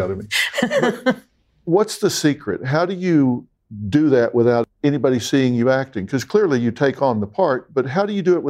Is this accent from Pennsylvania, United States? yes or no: no; Texas, United States; accent: Texas; it? Yeah, it is Texas. Yeah.